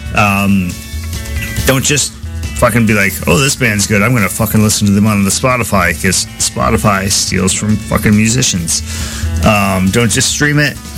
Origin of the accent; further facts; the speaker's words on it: Minnesota, United States; as a Minnesotan punk rocker, back in the day